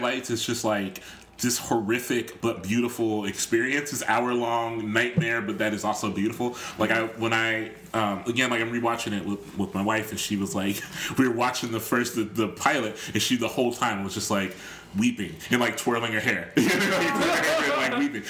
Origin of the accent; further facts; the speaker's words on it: Columbus, Ohio, United States; I'm from Columbus, Ohio